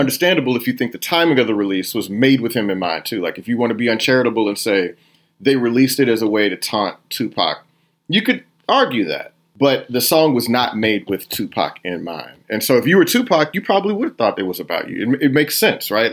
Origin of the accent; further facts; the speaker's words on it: Houston, Texas, United States; moved away as an adult; also born or lived in New York; I am originally from Houston, Texas